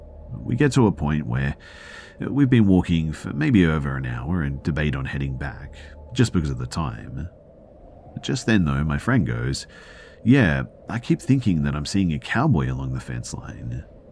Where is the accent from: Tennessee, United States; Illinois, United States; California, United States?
California, United States; born or raised there